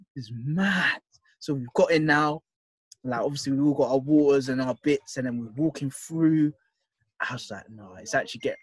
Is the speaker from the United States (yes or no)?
no; London, United Kingdom; I'm a guy from Southeast London.